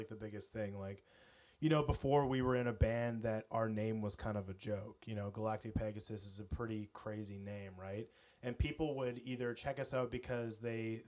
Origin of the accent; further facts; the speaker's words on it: British Columbia, Canada; I literally was born and raised in British Columbia